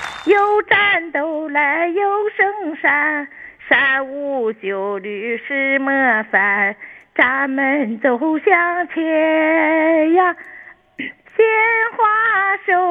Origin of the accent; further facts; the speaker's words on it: Dalian, Liaoning, China; 大连人啊，